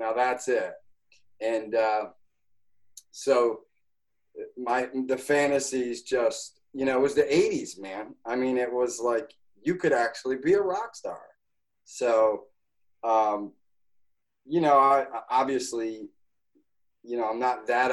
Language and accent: English; Schenectady, New York, United States; I'm from Schenectady, New York.